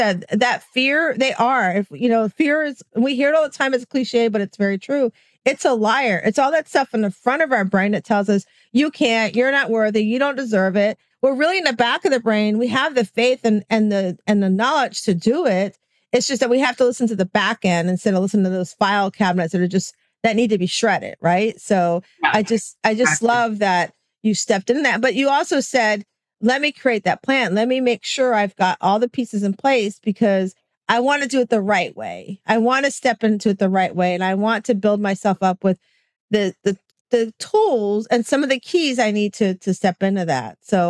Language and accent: English; Florida, United States; I always tell everybody I'm from Florida. I'm in that wicked stepchild state where we did everything not supposed to do in COVID.